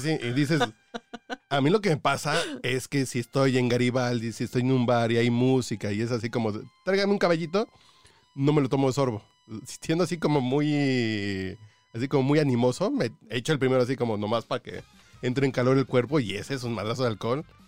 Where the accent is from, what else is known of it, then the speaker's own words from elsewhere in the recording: Mexico; yo soy mexicano